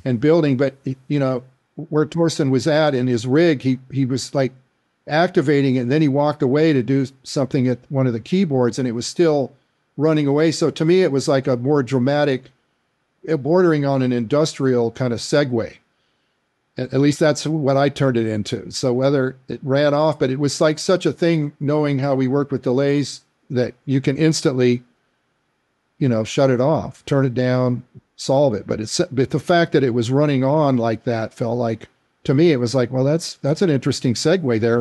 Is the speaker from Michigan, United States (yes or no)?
no; Tucson, Arizona, United States; being in Tucson, of course, I'm in my hometown